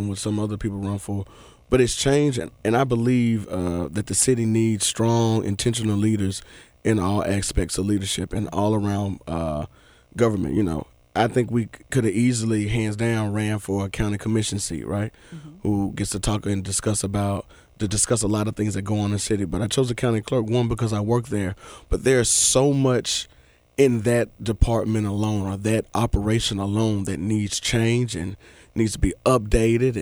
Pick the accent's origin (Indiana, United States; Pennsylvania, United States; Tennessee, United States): Tennessee, United States; Memphis; also born or lived in Chattanooga, Tennessee; I'm from Oak Haven, but I went to school in Whitehaven